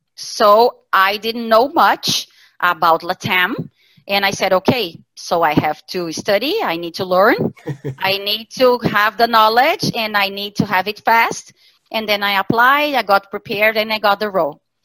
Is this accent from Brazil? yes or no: yes; Santa Catarina, Brazil; moved away as an adult; now in Porto Alegre, Brazil; I was born in Santa Catarina state in Brazil